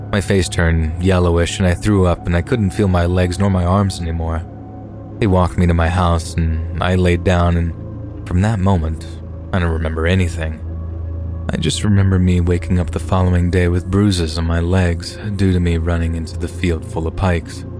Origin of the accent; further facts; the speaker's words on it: North Carolina, United States; also born or lived in New York City, United States; My family is Eastern European. I was born in New York City and then spent half of my childhood in North Carolina.